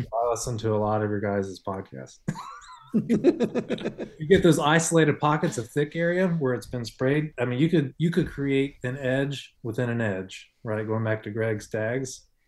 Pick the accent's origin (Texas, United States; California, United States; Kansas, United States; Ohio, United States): Ohio, United States; I grew up in Ohio hunting, so I grew up hunting over corn.